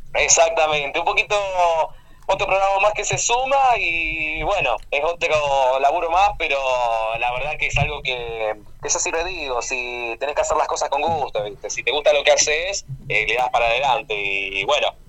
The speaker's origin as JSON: {"language": "Spanish", "town": "Rafaela", "region": "Santa Fe", "country": "Argentina", "said": "soy de Rafaela Santa Fe"}